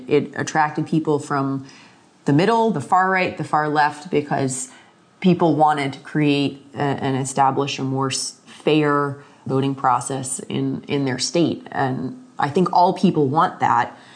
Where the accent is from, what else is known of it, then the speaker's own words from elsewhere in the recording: Florida, United States; moved away; I'm originally from Florida